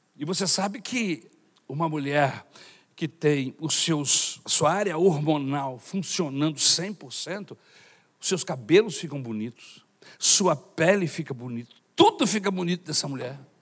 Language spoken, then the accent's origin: Portuguese; Brazil; Sou brasileiro de nascimento